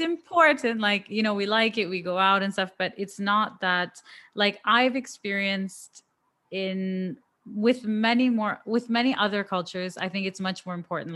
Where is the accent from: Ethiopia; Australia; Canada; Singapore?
Canada